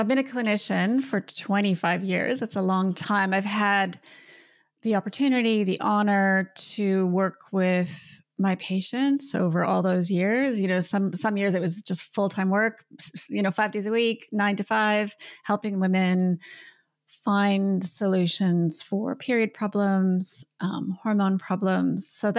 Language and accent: English; Canada; now in New Zealand; I'm Canadian.